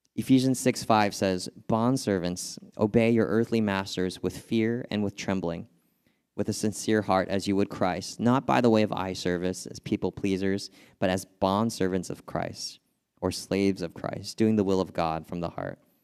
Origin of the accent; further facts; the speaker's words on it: California, United States; moved away; I'm from California